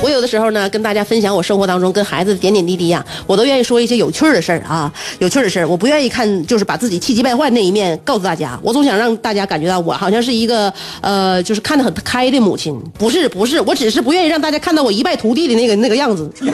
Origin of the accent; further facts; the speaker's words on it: the North, northern China, China; 我们北方呢，就能下雪了